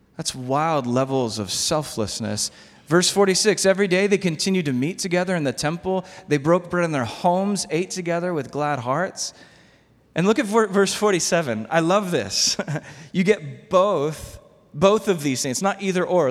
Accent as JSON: {"language": "English", "country": "United States", "said": "I'm American."}